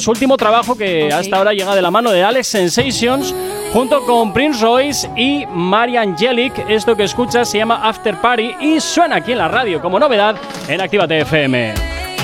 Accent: Basque Country, Spain; como buen vasco

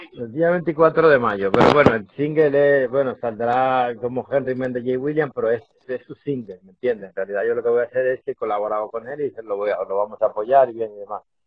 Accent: Dominican Republic; como buen isleño que soy de la República Dominicana

